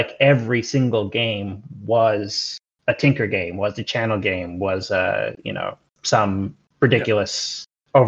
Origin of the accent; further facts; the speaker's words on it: United States; now in New Zealand; I'm American, but I live in New Zealand